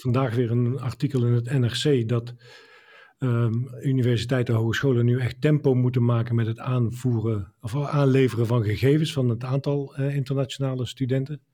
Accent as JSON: {"language": "Dutch", "town": "Dongen", "region": "North Brabant", "country": "Netherlands", "tie": "born or raised there", "said": "we hadden in, in mijn woonplaats Dongen een eh, binnenzwembad"}